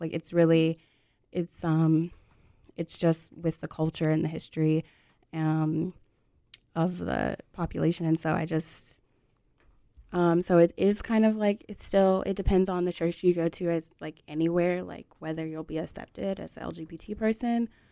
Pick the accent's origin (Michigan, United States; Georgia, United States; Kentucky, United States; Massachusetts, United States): Michigan, United States; Detroit; now in North Carolina, United States; I grew up in Detroit, Michigan, which is really not like the rest of Michigan. And But I was, I was born in, um, North Carolina and I live here now.